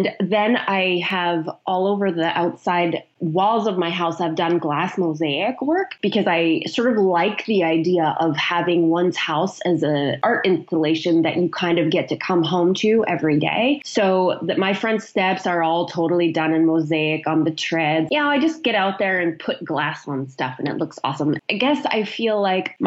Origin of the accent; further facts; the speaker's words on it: Canada; also born or lived in Chilliwack, British Columbia; being Canadian